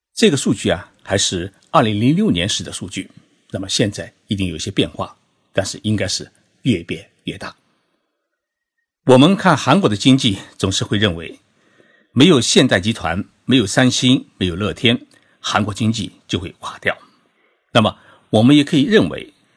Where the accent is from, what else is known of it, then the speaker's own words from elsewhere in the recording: Zhoushan, Zhejiang, China; 我的老家是在浙江省舟山市，那是一个群岛城市